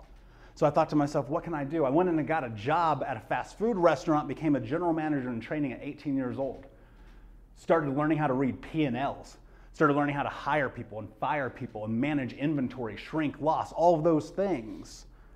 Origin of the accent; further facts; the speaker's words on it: Indianapolis, Indiana, United States; I grew up in Indianapolis, grew up in America